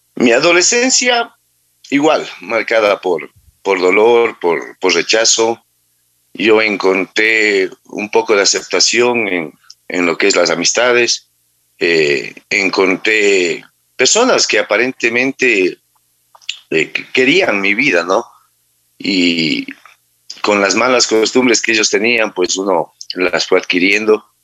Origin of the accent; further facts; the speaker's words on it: Manta, Manabí, Ecuador; yo soy de nacido en Manta, eh, la mayor parte de mi vida la viví aquí.